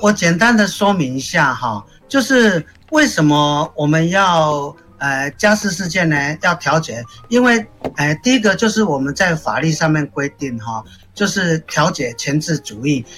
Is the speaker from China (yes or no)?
no; Taiwan; 我们台湾人有一个习惯，就是我们感冒生病会想去看医生